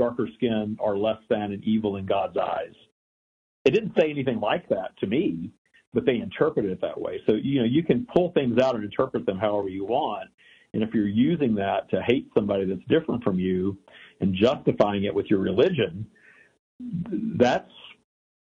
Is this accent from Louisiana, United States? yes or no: yes; Louisiana, United States; also born or lived in Texas; I grew up in the South. I was born in Texas. I grew up in Louisiana